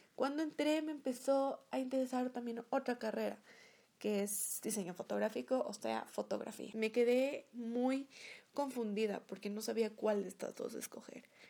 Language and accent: Spanish; Ecuador; Soy una youtuber de Ecuador.